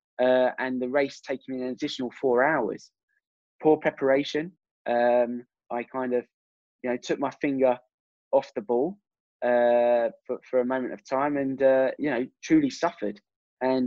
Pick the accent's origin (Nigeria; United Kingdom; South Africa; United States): United Kingdom; England; me being English